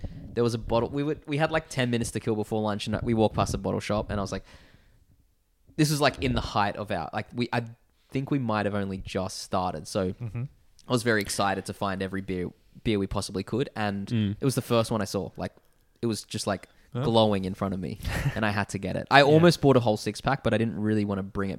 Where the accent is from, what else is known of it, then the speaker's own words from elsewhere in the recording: Australia; Because I think Australians are and have been known as, you know, we're famously beer drinkers as well.